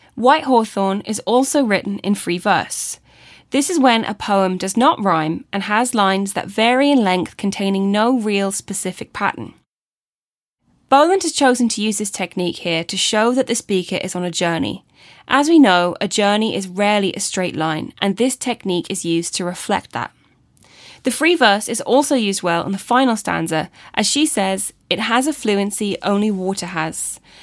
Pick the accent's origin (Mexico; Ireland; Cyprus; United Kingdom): Ireland; being Irish and how tradition is so important in our culture